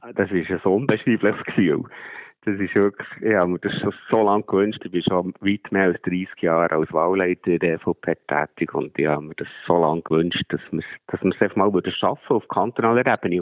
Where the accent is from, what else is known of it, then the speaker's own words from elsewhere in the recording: Bern, Switzerland; Bei uns in Bern